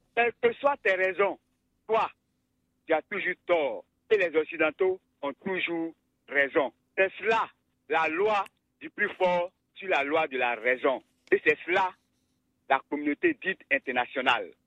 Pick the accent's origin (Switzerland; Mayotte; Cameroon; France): Cameroon; moved away; le Cameroun, mon pays d'origine